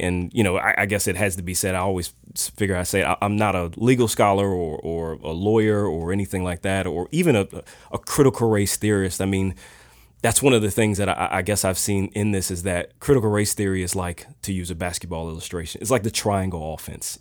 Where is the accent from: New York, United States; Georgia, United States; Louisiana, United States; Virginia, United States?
Virginia, United States; Richmond; Richmond native, both myself and my wife, Tiffany